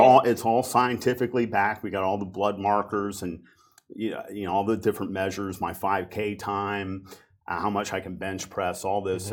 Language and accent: English; Cincinnati, Ohio, United States; a company in my hometown, Cincinnati, Ohio, called Procter and Gamble.